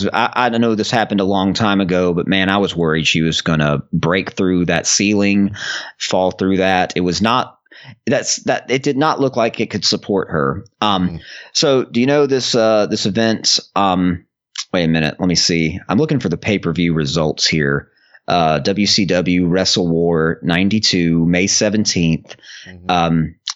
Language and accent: English; Mobile, Alabama, United States; the next pay-per-view in June was Beach Blast in Mobile, Alabama, my home state.